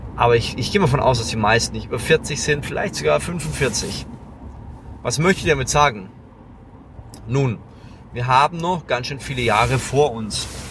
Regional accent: Lower Franconia, Bavaria, Germany; ich bin ein Franke, ja, ich komme aus Unterfranken, das ist an der oberen Grenze von Bayern

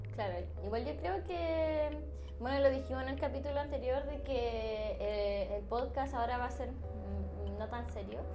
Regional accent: Coquimbo, Chile; moved away as an adult; now in Santiago, Chile; soy de la región de Coquimbo

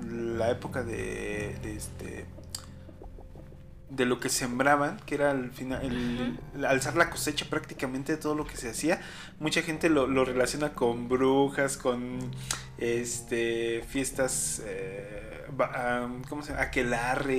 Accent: Mexico; Como mexicanos creo que somos apegados a la muerte

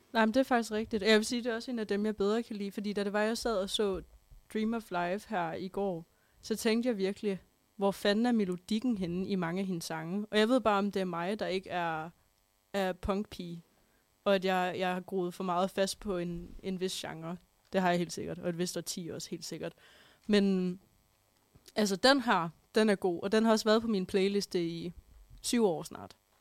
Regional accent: Holstebro, Central Denmark Region, Denmark; moved away; det var mig, der sad derhjemme i Holstebro

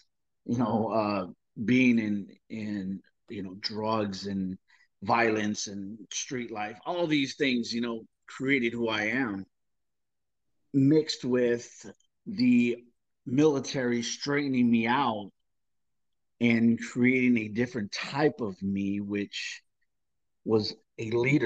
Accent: Southern California, United States; I grew up in Southern California

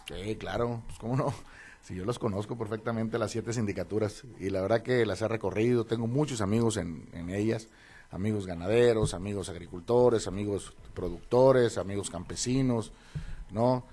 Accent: Los Mochis, Sinaloa, Mexico; also born or lived in Mazatlán, Sinaloa; yo nací en Mazatlán, pero desde muy chico me trajeron acá los mochis

